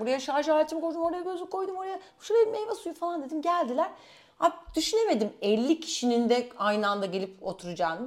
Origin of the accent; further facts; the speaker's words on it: Istanbul, Turkey; Hemen İstanbul, from İstanbul